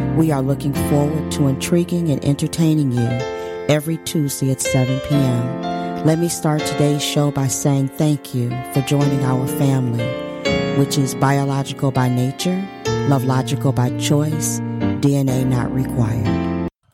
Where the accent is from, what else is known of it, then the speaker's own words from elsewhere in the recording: Detroit, Michigan, United States; growing up in Detroit